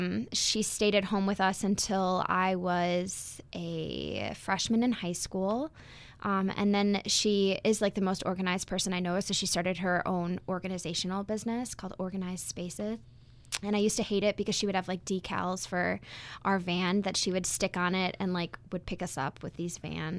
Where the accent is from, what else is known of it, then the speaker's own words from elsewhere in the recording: Beaver Dam, Wisconsin, United States; also born or lived in Park Ridge, Illinois; I was born in Park Ridge, Illinois. And I lived there with my mom and my dad and my younger sister and my brother until I was in second grade. And then we moved to Beaver Dam, Wisconsin, which is where I grew up